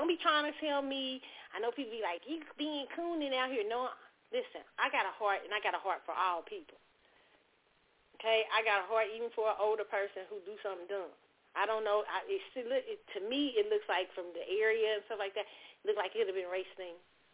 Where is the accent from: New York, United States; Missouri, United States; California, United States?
Missouri, United States; Kansas City; I grew up in Kansas City, Missouri